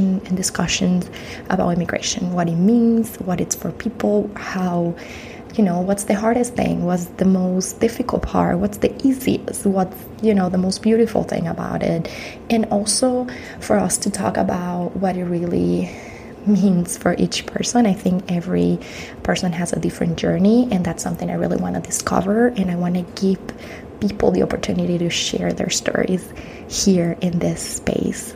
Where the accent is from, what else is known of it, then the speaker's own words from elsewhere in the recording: Caracas, Capital District, Venezuela; first language Spanish; English is a second language; moved away as an adult; now in United States; I'm originally from Venezuela, from Caracas.